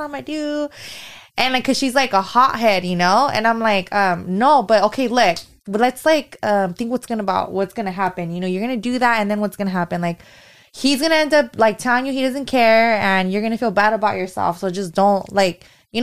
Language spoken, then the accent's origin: English; Fresno, California, United States; moved away as an adult; also born or lived in Sacramento; we moved to Sacramento and we're both from Fresno